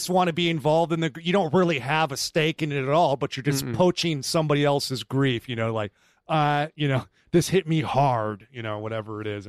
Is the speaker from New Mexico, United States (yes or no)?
no; California, United States; Yes, Mr. Ed, I know we grew up together in Northern California, but I like them now. I live there now.